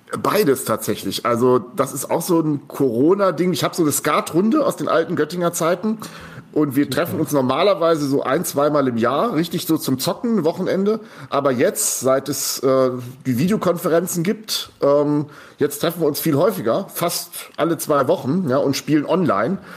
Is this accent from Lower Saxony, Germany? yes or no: yes; Goslar, Lower Saxony, Germany; moved away; das ist meine Heimat, wo ich groß geworden bin.